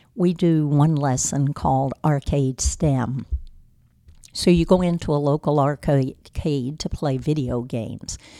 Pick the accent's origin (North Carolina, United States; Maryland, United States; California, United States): North Carolina, United States; Rocky Mount; I was born here in Rocky Mount, and, uh, I grew up in Edgecombe County, as a matter of fact, just across the road from the skating rink